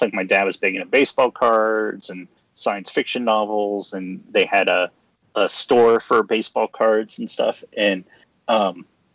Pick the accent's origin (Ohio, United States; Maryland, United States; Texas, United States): Ohio, United States; now in Los Angeles, United States; growing up in Ohio